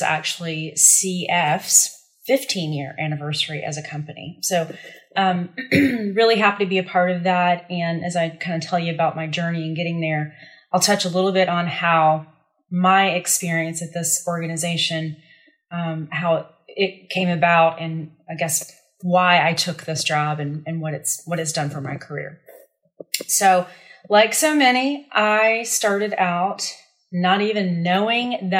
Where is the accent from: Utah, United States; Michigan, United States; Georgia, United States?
Georgia, United States; North; moved away as an adult; also born or lived in Durham, North Carolina; I was raised in North Georgia. So I'd spent, 21, 22 years in Georgia